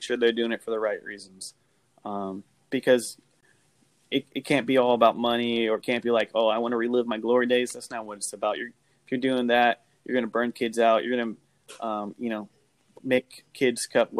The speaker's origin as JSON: {"language": "English", "town": "Portland", "region": "Oregon", "country": "United States", "moved": "yes", "lives_now": "Niceville, United States", "said": "I'm from Portland, Oregon."}